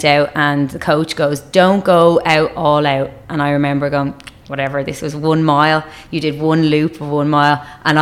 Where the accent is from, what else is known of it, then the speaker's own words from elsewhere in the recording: Dublin, Leinster, Ireland; accent: Irish; I grew up in Dublin, so I'm from the north side of Dublin.